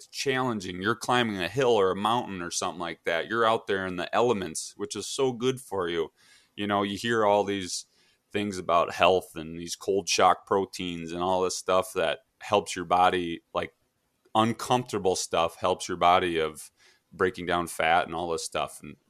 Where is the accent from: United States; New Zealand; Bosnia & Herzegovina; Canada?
United States; Midwest; moved away as an adult; now in Utah, United States; Growing up in the Midwest